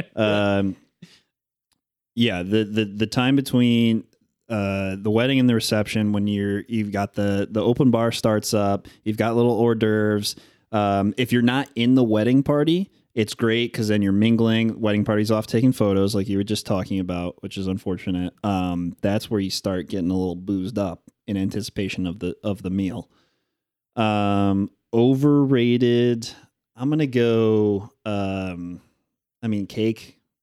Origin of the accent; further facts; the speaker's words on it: Northern Indiana, United States; growing up in Northern Indiana